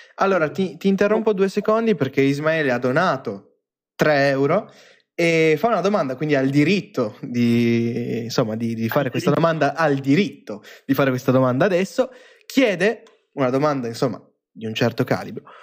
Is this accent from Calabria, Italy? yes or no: no; Iseo, Lombardy, Italy; prima vivevo sul lago di Iseo io. Cioè, io sono nato lì